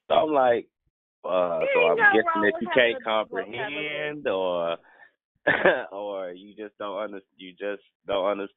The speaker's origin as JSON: {"language": "English", "town": "Memphis", "region": "Tennessee", "country": "United States", "said": "I'm from Memphis"}